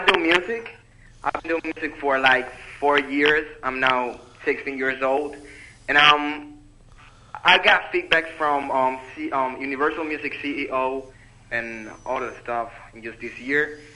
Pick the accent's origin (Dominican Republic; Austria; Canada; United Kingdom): Dominican Republic; also born or lived in Freehold, United States; I'm from Dominican Republic. I'm currently living here, but I come and go to the United States